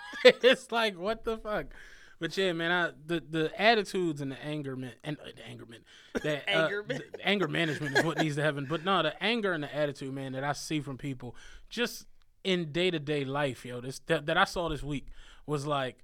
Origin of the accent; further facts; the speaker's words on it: Penrose, Pennsylvania, United States; I'm from Penrose, if don't nobody know that shit. It's like, we didn't have that shit growing up.